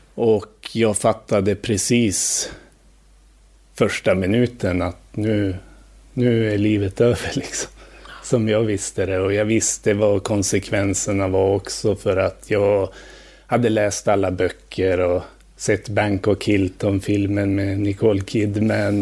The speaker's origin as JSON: {"language": "Swedish", "town": "Njurunda", "region": "Västernorrland County", "country": "Sweden", "tie": "born or raised there", "also_born_or_lived": "Thailand", "moved": "yes", "lives_now": "Stockholm, Sweden", "said": "Jag växte upp i Njurunda utanför Sundsvall."}